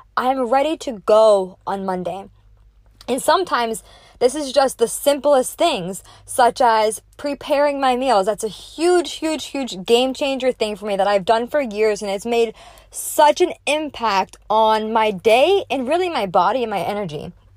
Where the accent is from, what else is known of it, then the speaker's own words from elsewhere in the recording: Naples, Florida, United States; live here in person in my hometown in Naples, Florida